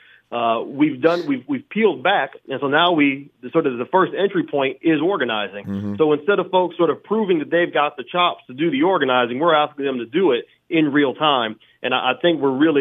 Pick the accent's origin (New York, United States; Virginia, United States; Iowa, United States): Iowa, United States; I grew up in Iowa in the 1990s.